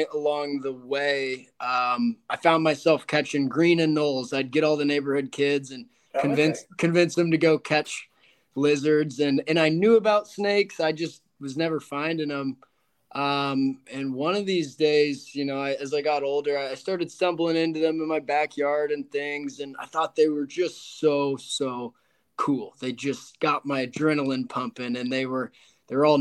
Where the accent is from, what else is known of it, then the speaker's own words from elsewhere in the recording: Houston, Texas, United States; also born or lived in Fort Worth, Texas / Las Vegas, Nevada; I was born in the Houston area, and I went to college in Fort Worth over at TCU, and then I graduated and moved to Las Vegas for about 2.5 years.